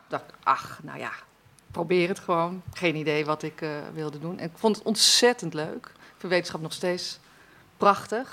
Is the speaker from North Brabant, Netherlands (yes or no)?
no; Wassenaar, South Holland, Netherlands; Ik ben opgegroeid in Wassenaar